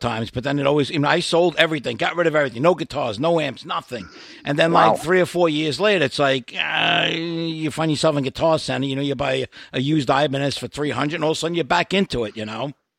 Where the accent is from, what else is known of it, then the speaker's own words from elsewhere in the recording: New York, United States; accent: Brooklyn; moved away; I'm originally from New York.